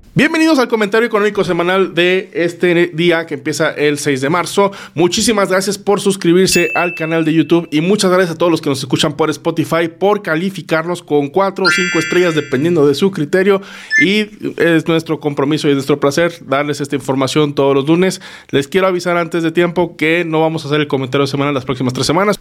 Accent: Mexico; como mexicanos

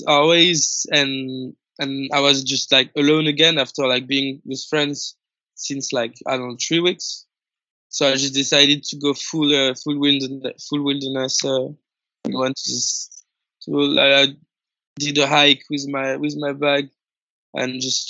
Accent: Paris, Île-de-France, France; English is a second language; I'm from Paris

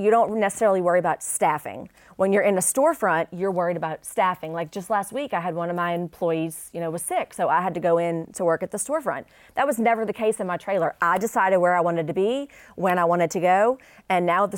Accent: New Orleans, Louisiana, United States; now in Shreveport, United States; growing up in New Orleans

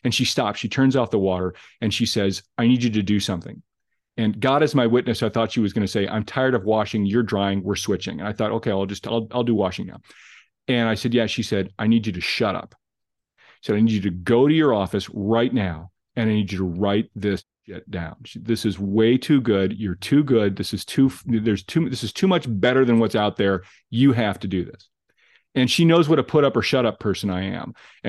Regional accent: Glenview, Illinois, United States; I grew up in Glenview, and even at Pleasant Ridge Elementary School, I knew of Nutrier.

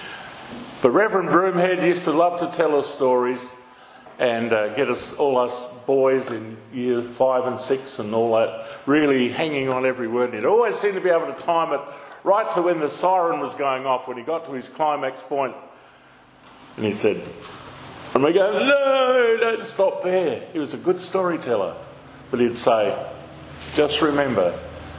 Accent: Naracoorte, South Australia, Australia; I grew up down in Narracourt, born in Narracourt in the southeast on a farm

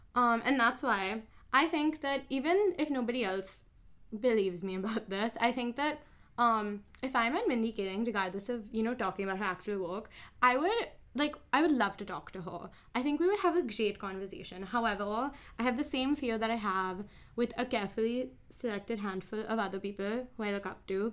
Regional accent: Mumbai, Maharashtra, India; Mumbai, India

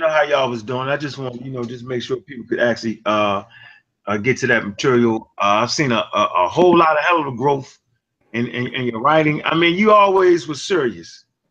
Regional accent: Baltimore, Maryland, United States; I'm from Baltimore, Maryland

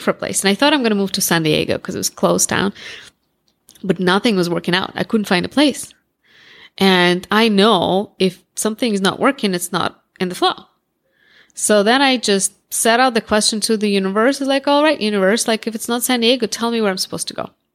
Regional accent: Russia; accent: Russian; first language Russian; English is a second language; moved away as an adult; also born or lived in Moscow, Russia; now in United States; I grew up in Russia, I was born in Russia

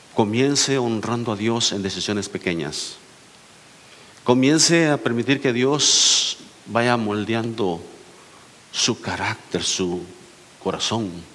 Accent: El Salvador; moved away; vengo del Salvador, donde ya casi nadie se casa, casi todos nomás se juntan.

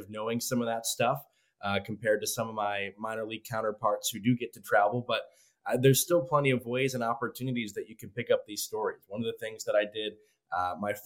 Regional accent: Cleveland, Ohio, United States; now in Lynchburg, United States; I grew up in Cleveland or just outside of Cleveland

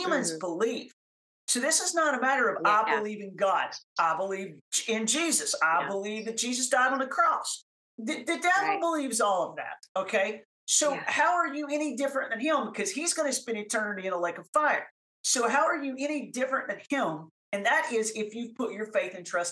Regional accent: the South, United States; I'm from the South

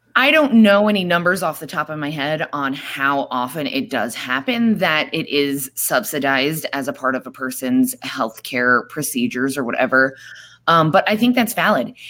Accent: New York, United States; also born or lived in Florida; now in Arizona, United States; I am originally from New York. Um, I moved to Arizona about a little over two years ago

